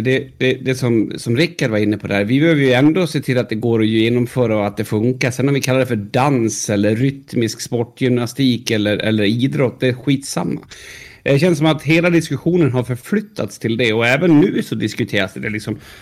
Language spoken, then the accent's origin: Swedish; Sweden; vill liksom inte säga att jag är svensk